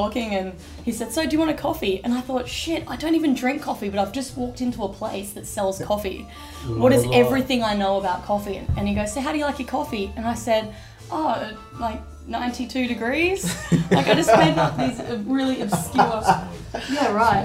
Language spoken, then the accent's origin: English; Australia; moved away as an adult; also born or lived in France / Spain / England / Scotland; now in Netherlands; he was born in Australia, and as was